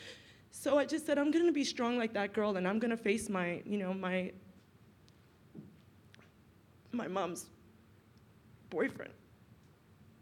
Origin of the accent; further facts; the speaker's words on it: New York City, New York, United States; I grew up in Brooklyn, in the ghetto of Brooklyn. I actually grew up in Brownsville, East New York.